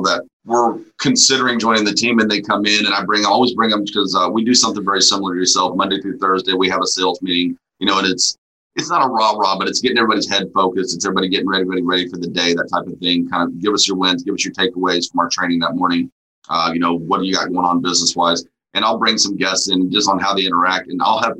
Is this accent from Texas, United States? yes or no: yes; Amarillo, Texas, United States; also born or lived in Houston, Texas; I grew up in the Texas Panhandle for a while